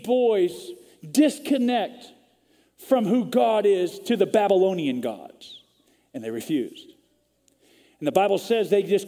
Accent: Vancouver, British Columbia, Canada; now in Texas, United States; I was actually born in Vancouver, British Columbia, Canada. So I'm a Canadian

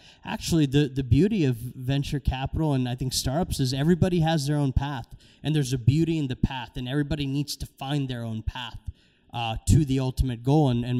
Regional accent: Maryland, United States; also born or lived in India; my parents moved here when I was about 9 months old. We moved from India. I was born there, grew up in Maryland

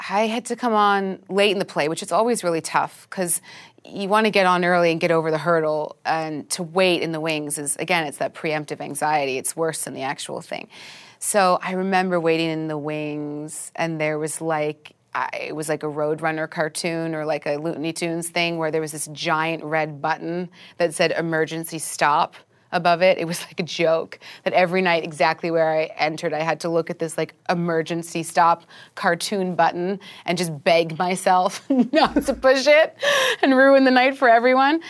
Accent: Vancouver, British Columbia, Canada; moved away as an adult; also born or lived in London; I'm Canadian. I grew up in Vancouver. I grew up in a forest.

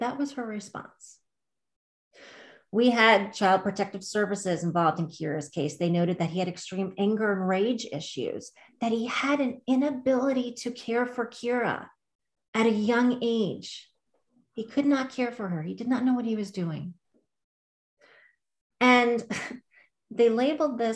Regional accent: Long Island, New York, United States; I'm from Long Island

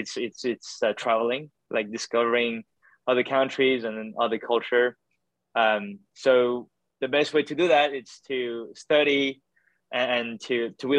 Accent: Paris, Île-de-France, France; moved away as an adult; now in Toronto, Canada; I'm originally from Paris, France. So I was born and raised there my whole life

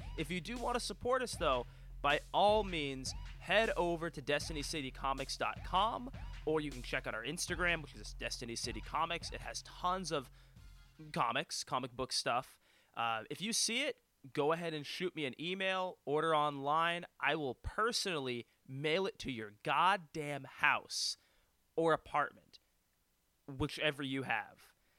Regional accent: Western Canada, Canada; and then being Canadian on top of that, there's obviously, you know, coming across the border to come to the States and wrestle

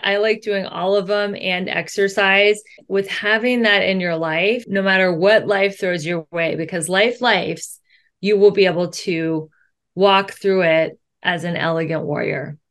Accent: Cincinnati, Ohio, United States; moved away as an adult; now in Los Angeles, United States; I grew up in Cincinnati, Ohio. I moved to LA 22 years

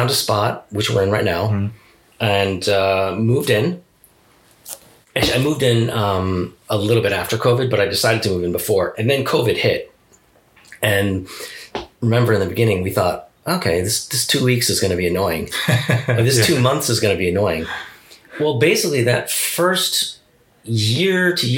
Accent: East Coast, United States; moved away as an adult; now in Japan; I grew up on the East Coast

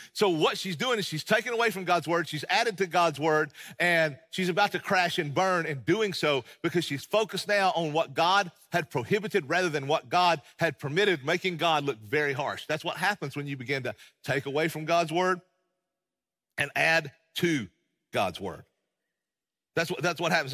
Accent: East Tennessee, United States; accent: East Tennessee; I hail from the Appalachian Mountains of East Tennessee, as most of you know, and, and, and I love being from there

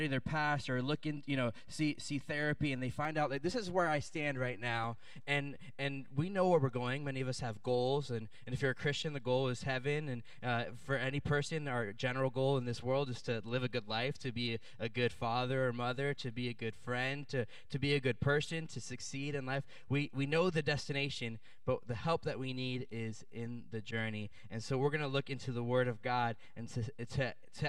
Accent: Williamsburg, Virginia, United States; in Williamsburg, Virginia, where I grew up

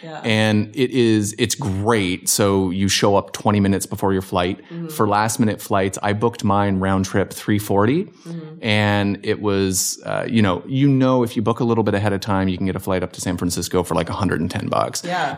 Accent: Hamilton, Ontario, Canada; also born or lived in Virginia Beach; now in Los Angeles, United States; I grew up in Canada. So I was from Southern Ontario, Hamilton, Ontario, affectionately known as the Hammer. And it's about an hour south of Toronto.

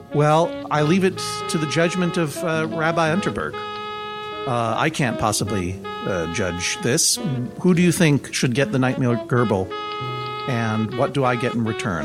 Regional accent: Brookline, Massachusetts, United States; moved away as an adult; now in Brooklyn, United States; I grew up in Brookline, Massachusetts.

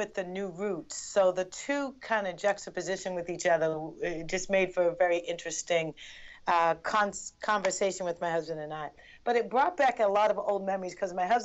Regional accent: Boston, Massachusetts, United States; I'm Bostonian, but my family's from Barbados

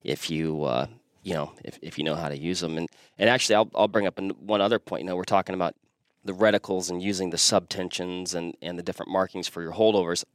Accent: Washington, United States; moved away; born and raised Washington State. So I'm from the West Coast

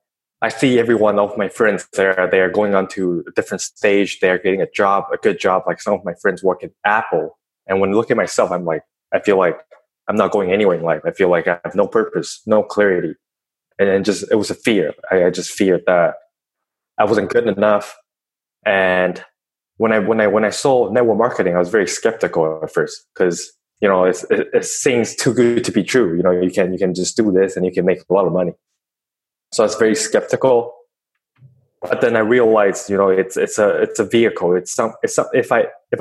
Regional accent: Taiwan; English is a second language; moved away as an adult; also born or lived in Vancouver, Canada; I was born in Vancouver, but I moved back to Taiwan. So I grew up in Taiwan for 18 years. And then I went back to Canada in 2014.

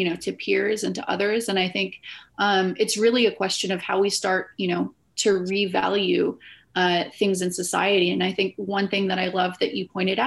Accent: United States; being an American

